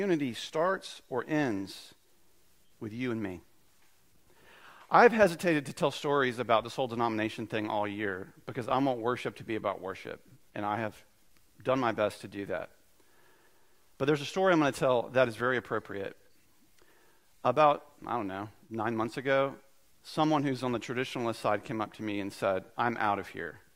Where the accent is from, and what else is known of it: United States